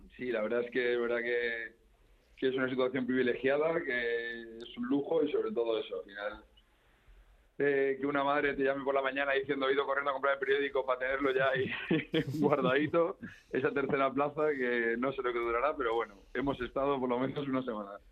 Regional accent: Community of Madrid, Spain; yo como madrileño

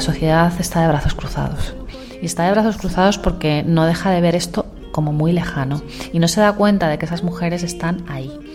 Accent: Spain; como española

